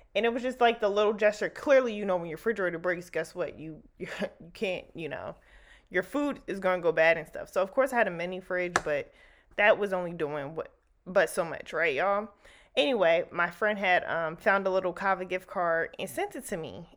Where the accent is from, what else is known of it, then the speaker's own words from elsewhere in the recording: New Jersey, United States; moved away; where I grew up back home in Jersey